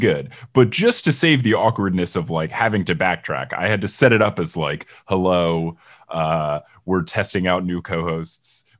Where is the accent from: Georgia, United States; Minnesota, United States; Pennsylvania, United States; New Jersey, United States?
New Jersey, United States; also born or lived in Seattle; growing up in Jersey